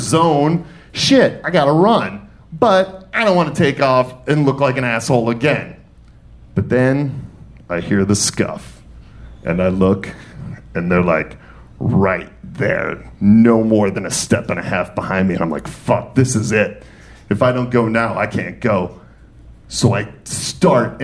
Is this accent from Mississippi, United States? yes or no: no; Detroit, Michigan, United States; also born or lived in New York City; now in Atlanta, United States; I was born and raised in Detroit. And from Detroit, I then moved to New York City. And from New York City, I then came to Atlanta.